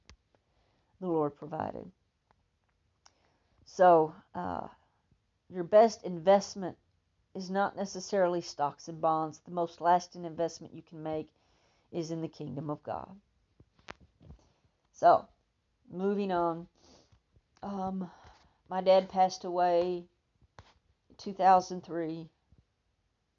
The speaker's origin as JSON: {"language": "English", "region": "Texas", "country": "United States", "said": "I'm a Texan and I mispronounce things"}